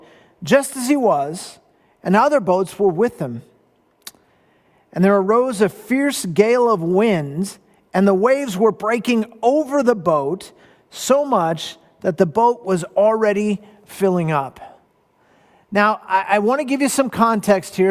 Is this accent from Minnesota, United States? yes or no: no; Southern California, United States; Now, I grew up in Southern California. I'm a beach boy.